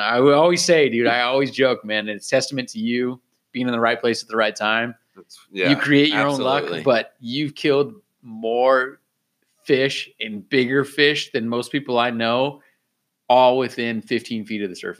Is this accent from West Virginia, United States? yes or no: no; Claremont, California, United States; my hometown, man. Claremont